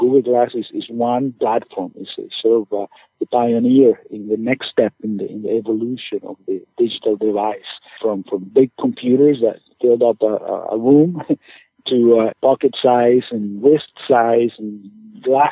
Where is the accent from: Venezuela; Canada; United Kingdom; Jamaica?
Venezuela; Caracas, Capital District; moved away as an adult; also born or lived in Chicago, Illinois / Ann Arbor, Michigan; now in Maine, United States; I'm originally from Venezuela, from Caracas, Venezuela, where I did med school.